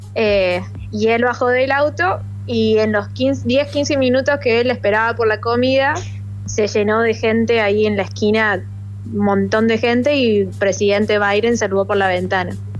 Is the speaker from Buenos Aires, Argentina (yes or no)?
no; Alta Gracia, Córdoba, Argentina; moved away as an adult; now in Washington, United States; yo soy de Altagracia